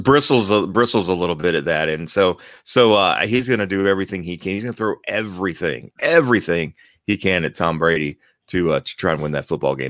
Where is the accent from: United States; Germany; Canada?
Germany; moved away; I was born in Germany